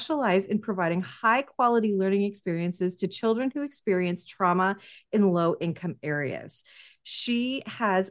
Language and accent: English; Vancouver, British Columbia, Canada; I'm Canadian and I'm from Vancouver